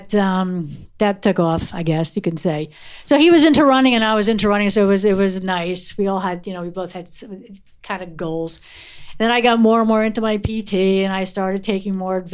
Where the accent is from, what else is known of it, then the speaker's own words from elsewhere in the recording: Wayne, New Jersey, United States; I grew up in Wayne, New Jersey